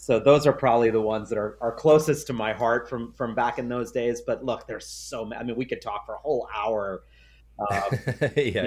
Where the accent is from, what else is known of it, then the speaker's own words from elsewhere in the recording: New York City, New York, United States; I grew up in New York City